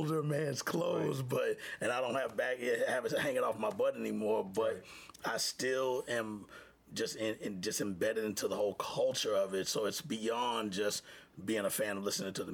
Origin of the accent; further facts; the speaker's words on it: Houston, Texas, United States; moved away; I grew up in Texas and been around a lot of cowboys